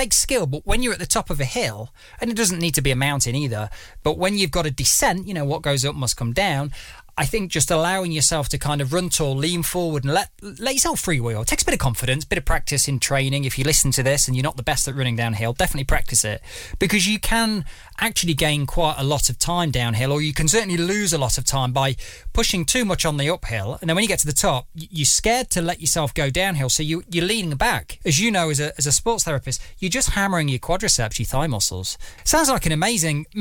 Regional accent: Derbyshire, East Midlands, United Kingdom; moved away; I'm from the East Midlands, from Derbyshire originally, so, you know, so, neighbours to Nottingham

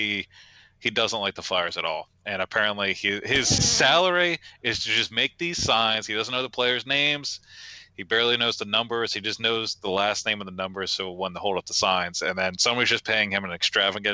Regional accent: Maryland, United States; I grew up in Maryland

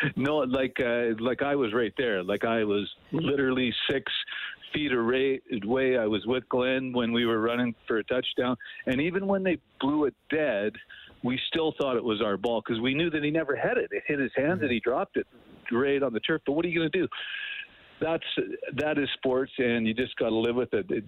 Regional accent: Edmonton, Alberta, Canada; right in E-Town, my hometown

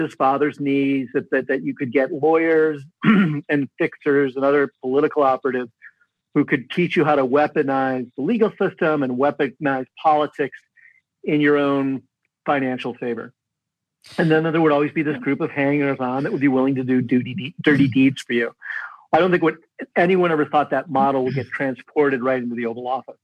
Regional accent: Midwest, United States; moved away; I grew up in the Midwest

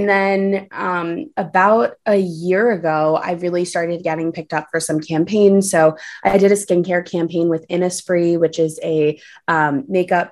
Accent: New York City, New York, United States; also born or lived in Los Angeles; I'm born and raised in New York City

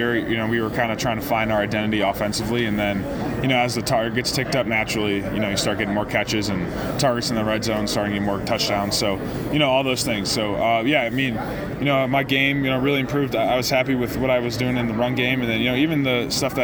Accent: Barrington, Illinois, United States; It's my hometown

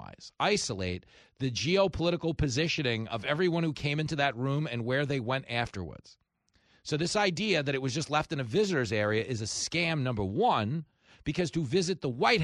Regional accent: Levittown, New York, United States; I grew up in Levittown, post-World War II veterans, returning home from the war to buy houses with the GI Bill

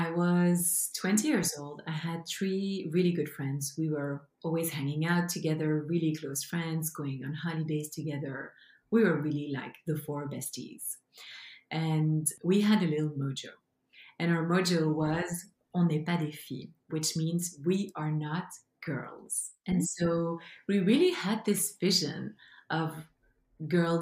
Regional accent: Belgium; English is a second language; now in British Columbia, Canada; as you can hear from my beautiful and charming accent. This is my mother tongue. I come from Belgium, but I now live in Canada, in BC, beautiful British Columbia

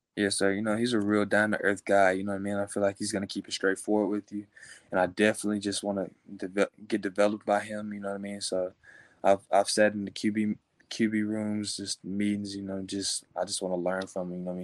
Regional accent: Willis, Texas, United States; I was raised in Willis, Texas

